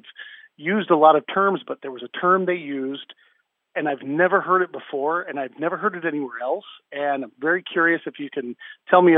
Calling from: Warren County, Indiana, United States; I'm calling from Seeger High School in rural Warren County, Indiana.

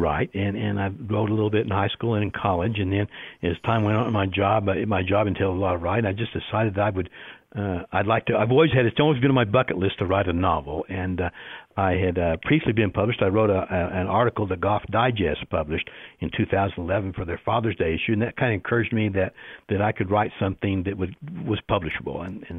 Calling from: Las Cruces, New Mexico, United States; I'm in Las Cruces, New Mexico. We're having a very rare rainy day for us today.

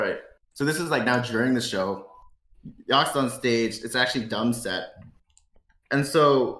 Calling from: Toronto, Ontario, Canada; I'm calling from Toronto.

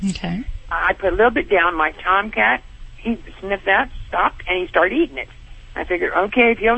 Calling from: Monterey Park, California, United States; I'm calling from California, Monterey Park.

